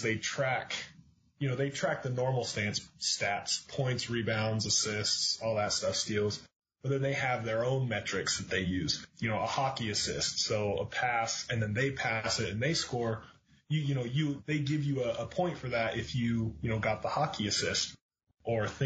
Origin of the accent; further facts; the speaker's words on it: Utah, United States; moved away as an adult; I was from Utah